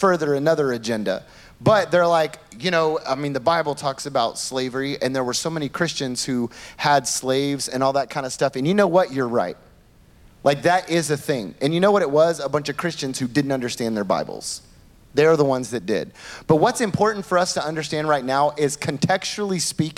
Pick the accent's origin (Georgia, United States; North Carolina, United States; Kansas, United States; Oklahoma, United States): Oklahoma, United States; now in New York City, United States; It's country in me, all right? I'm from Oklahoma